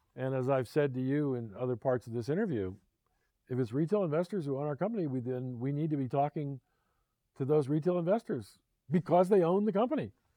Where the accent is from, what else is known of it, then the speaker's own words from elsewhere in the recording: Philadelphia, Pennsylvania, United States; my hometown, Philadelphia